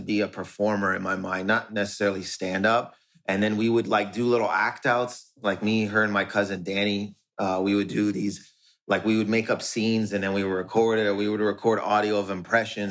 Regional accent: Windsor, Ontario, Canada; in Windsor, where I grew up in Windsor, it's Windsor, Ontario, Canada.

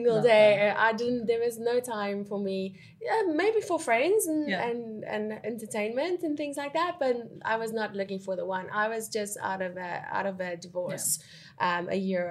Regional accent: South Africa; moved away as an adult; now in Dubai, United Arab Emirates; I'm originally from South Africa, but I've been in Dubai for 17 years.

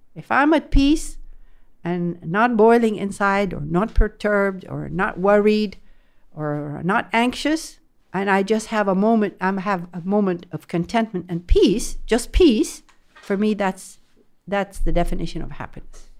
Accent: France; now in Jeddah, Saudi Arabia; I grew up in France

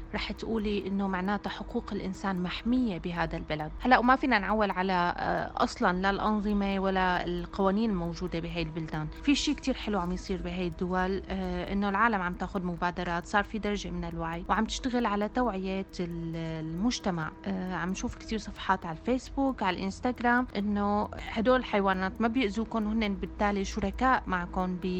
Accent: Syria; كوني انا سوريه

